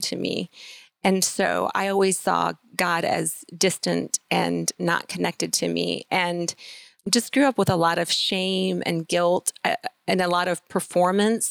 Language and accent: English; Iowa, United States; we currently live in Kelowna, Iowa, and we live on the farm where I was born and raised